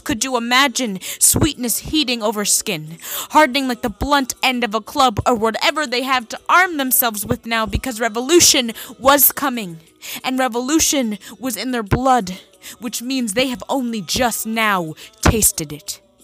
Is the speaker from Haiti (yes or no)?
yes; Haiti; now in Washington, D.C., United States; my home country, Haiti.